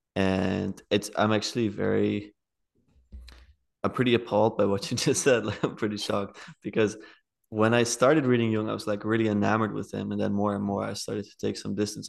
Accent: The Hague, South Holland, Netherlands; I'm from The Hague, it's the best city.

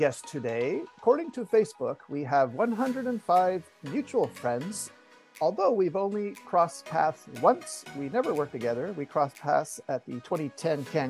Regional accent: Canada; I'm from Canada

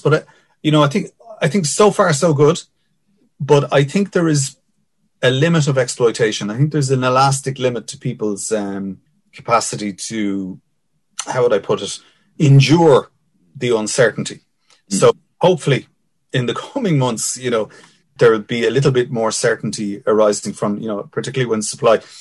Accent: Dublin, Leinster, Ireland; I grew up in Finglas

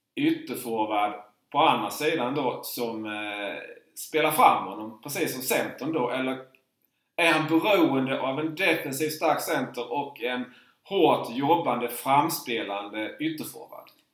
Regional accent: Markaryd, Kronoberg County, Sweden; jag är ju uppväxt i Markaryd

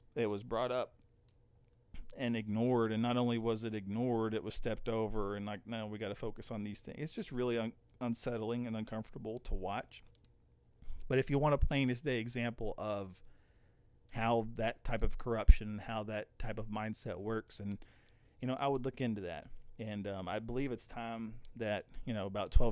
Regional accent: United States; we're all the time in America bashing our leaders

